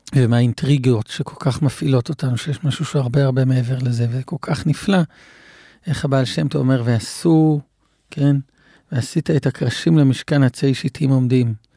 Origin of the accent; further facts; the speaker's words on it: Israel; במושב שבו גדלתי